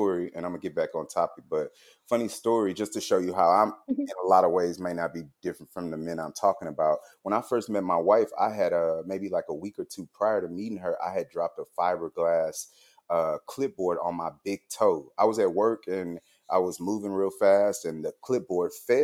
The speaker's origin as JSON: {"language": "English", "town": "Houston", "region": "Texas", "country": "United States", "moved": "as an adult", "lives_now": "Austin, United States", "said": "I'm originally from Houston, Texas, currently living in Austin, Texas"}